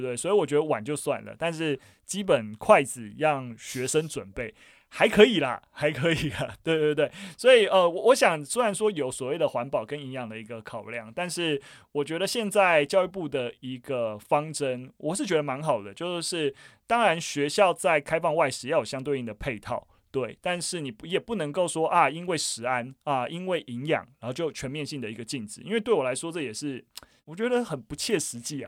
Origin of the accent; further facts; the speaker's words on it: Gongliao, New Taipei, Taiwan; 我本身也是算农家子弟出身啊，我老家在贡寮，就是那个贡寮，那桃源谷，桃林古道上面，非常非常深山，然后我们家还保有就是非常，就是已经在台湾很少数还存在的水梯田